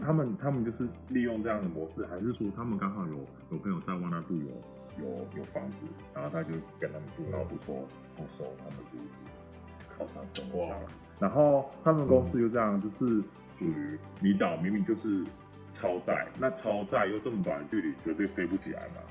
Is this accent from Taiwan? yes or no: yes; Taiwan; 然后我台湾人嘛，